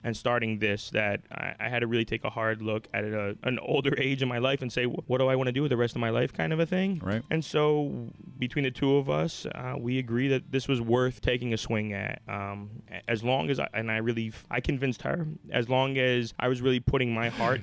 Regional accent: Philadelphia, Pennsylvania, United States; I'm from Philly. I was born and raised

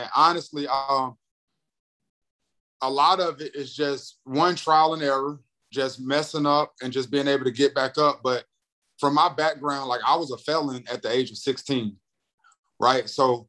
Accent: St. Louis, Missouri, United States; born there; moved away; Like, I was born in St. Louis, Missouri. And when I moved out here, my dad, he married my mom and moved us out here.

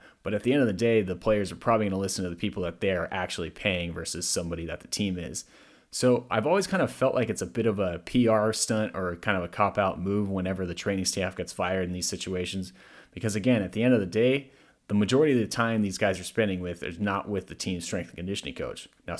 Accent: Walnut Creek, California, United States; I don't appreciate you disrespecting my hometown and continuing to disrespect my hometown.

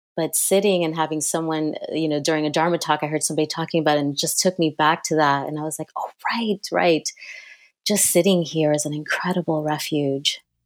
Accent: New Jersey, United States; I grew up right outside New York City in Jersey.

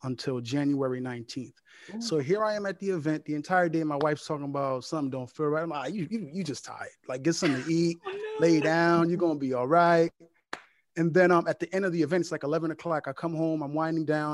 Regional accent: Connecticut, United States; born or raised there; also born or lived in Port-au-Prince, Haiti / Brooklyn

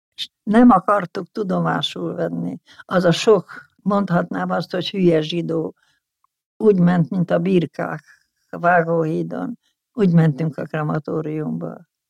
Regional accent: Debrecen, Hajdú-Bihar, Hungary; az Alföld közepén születtem Debrecenben

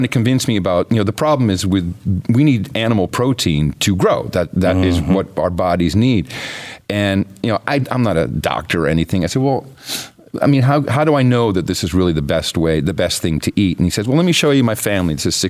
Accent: Netherlands; I grew up in the Netherlands. You know, I moved there when I was right after the radio, my transistor radio, mm-hmm. 7 years old. And it was a socialist country.

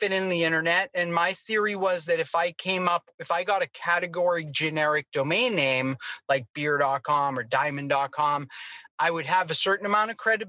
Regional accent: Boston, Massachusetts, United States; I grew up in Boston, Massachusetts

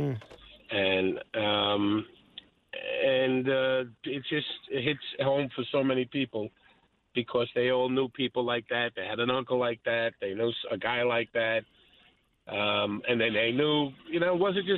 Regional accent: New York City, New York, United States; I grew up playing a lot of baseball and hockey growing up in Brooklyn

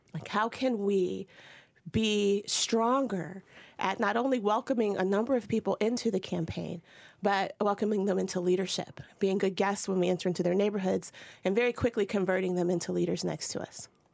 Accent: Ohio, United States; now in Massachusetts, United States; I'm from Ohio. A white redneck guy from Ohio where I grew up

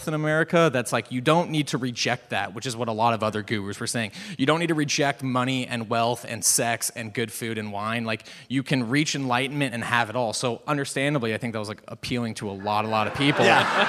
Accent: Los Angeles, California, United States; We grew up in Los Angeles in the 90s

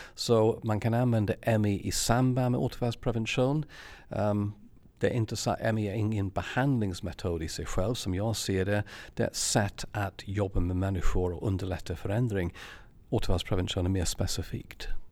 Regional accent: England, United Kingdom; Swedish is a second language; now in Sweden; Jag är engelsman

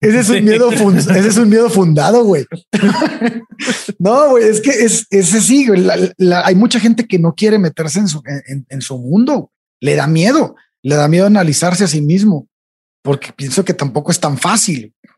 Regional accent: Tampico, Tamaulipas, Mexico; moved away as an adult; Yo, yo soy de Tampico, entonces cuando estaba en Tampico, hay un tiempo en que me fui

